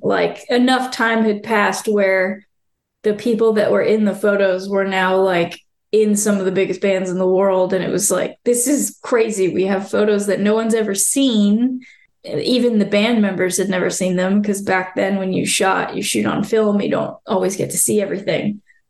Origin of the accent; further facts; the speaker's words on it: Florida, United States; And I had to kind of own my geographic roots and be like, I'm from Florida, so this is my perspective of how things were.